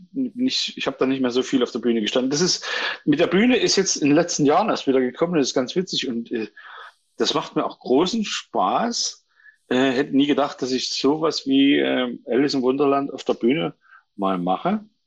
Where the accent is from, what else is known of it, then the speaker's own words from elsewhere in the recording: Lunzenau, Saxony, Germany; moved away as an adult; also born or lived in Burgstädt; now in Dresden, Germany; ich bin äh, äh, in Burgstadt geboren, das ist äh, von Chemnitz Richtung Leipzig. Ja. Ähm, bin da aufgewachsen in Lunzenau in Rochlitz, äh, an der Zwickauer Mulde quasi